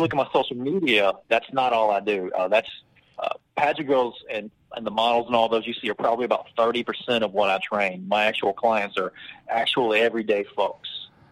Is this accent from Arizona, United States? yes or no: no; Travelers Rest, South Carolina, United States; also born or lived in New York / Mississippi / Florida; from the age of twelve on, I've been right here in the Upstate uh, Travelers Rest. Actually, I went to Travelers Rest High